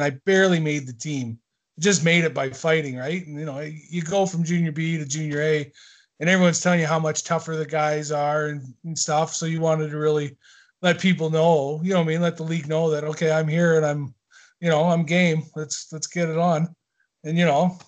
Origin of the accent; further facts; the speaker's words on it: Owen Sound, Ontario, Canada; also born or lived in Teeswater, Ontario; there's a little town just outside, about an hour south of Owen Sound, called Teeswater, where I'm originally from. And then I moved to Owen Sound when I was like 8 years